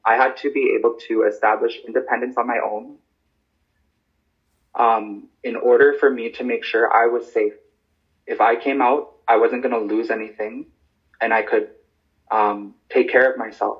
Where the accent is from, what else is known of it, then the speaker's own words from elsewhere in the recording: Stanley Mission, Saskatchewan, Canada; also born or lived in Yellowknife, Northwest Territories; now in La Ronge, Canada; I live in LaRonge. I grew up in Stanley Mission, otherwise known as Amechuispimowin. I was born in Yellowknife.